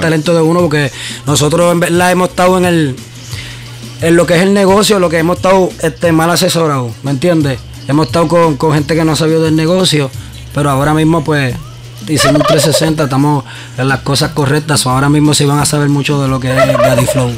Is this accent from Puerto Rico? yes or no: yes; San Juan, Puerto Rico; Yo me crié en Nemesio Canal, en Puerto Rico.